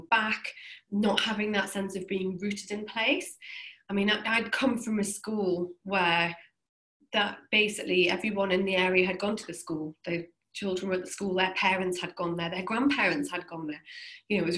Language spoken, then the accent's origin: English; Newcastle upon Tyne, North East England, United Kingdom; I'm from Newcastle in the northeast of England.